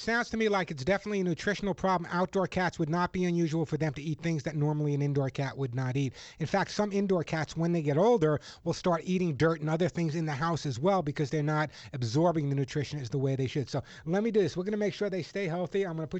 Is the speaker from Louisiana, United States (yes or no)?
no; Los Angeles, California, United States; you're in Los Angeles, my hometown area.